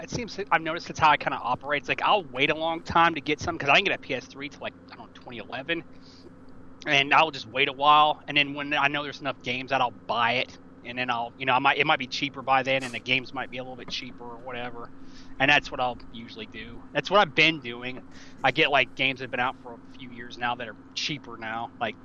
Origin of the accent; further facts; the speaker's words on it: Tennessee, United States; I'm from Tennessee, actually.